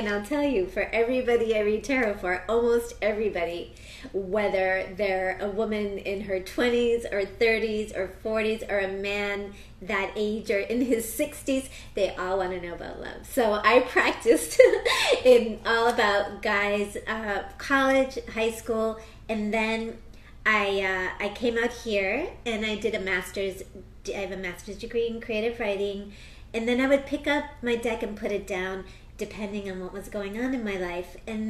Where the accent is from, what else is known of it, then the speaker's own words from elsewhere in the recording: Philadelphia, Pennsylvania, United States; born there; first language Spanish; also born or lived in Wisconsin; I was born in the States. I was born in Philadelphia. I grew up speaking Spanish at home.